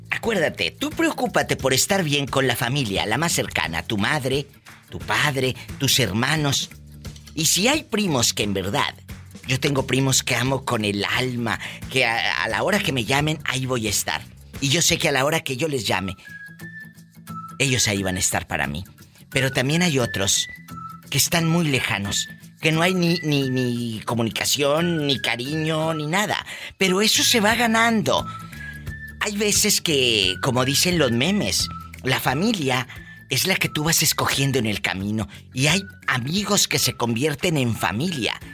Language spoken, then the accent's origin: Spanish; Colima, Mexico; moved away; yo soy de Colima.